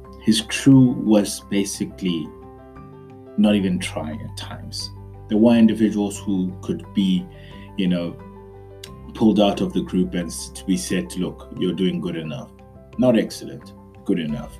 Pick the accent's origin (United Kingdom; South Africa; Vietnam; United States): South Africa; we as the South African youth have been for many years discounted